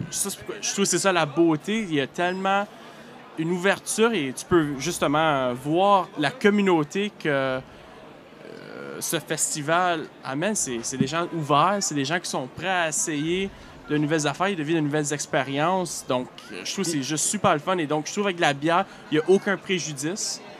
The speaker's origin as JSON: {"language": "French", "region": "Northern Ontario", "country": "Canada", "tie": "born or raised there", "accent": "Franco-Ontarian", "moved": "as an adult", "lives_now": "Quebec City, Canada", "said": "moi, je suis pas original de la Gaspésie, comme plusieurs y pensent, simplement parce que je représente les caribou, mais moi, je suis originaire du nord de l'Ontario."}